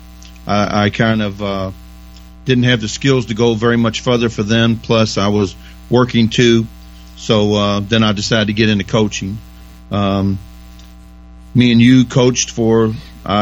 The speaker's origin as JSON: {"language": "English", "town": "Louisville", "region": "Kentucky", "country": "United States", "tie": "born or raised there", "said": "we grew up on Phillips Lane"}